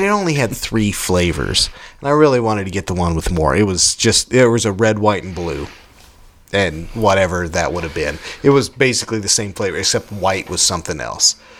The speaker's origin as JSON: {"language": "English", "country": "United States", "said": "We're American around here"}